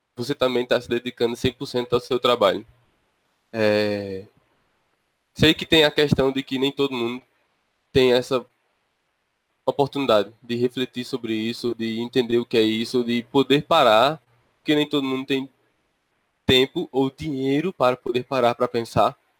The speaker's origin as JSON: {"language": "Portuguese", "region": "interior of Paraíba", "country": "Brazil", "said": "eu sou do, do interior da Paraíba"}